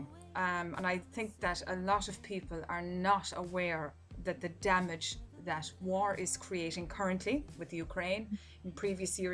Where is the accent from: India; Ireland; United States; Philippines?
Ireland; my home country in Ireland